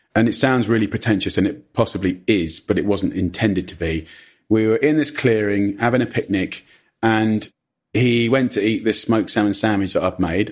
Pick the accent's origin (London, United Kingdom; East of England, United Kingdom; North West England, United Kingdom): East of England, United Kingdom; Clavering; also born or lived in Ockendon; we went pretty much as soon as I was born to a little village called Clavering.